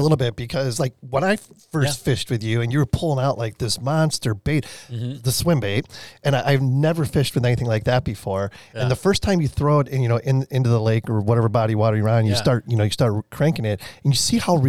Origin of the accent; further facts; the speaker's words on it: Illinois, United States; now in Arizona, United States; even when I moved out here from Southern Illinois, and you know, we did a lot of largemouth bass fishing in Southern Illinois.